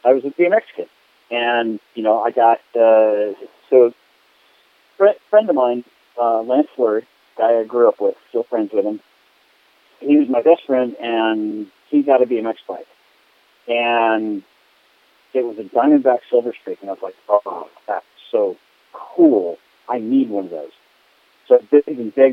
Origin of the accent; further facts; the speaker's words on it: Midwest, United States; I grew up in the Midwest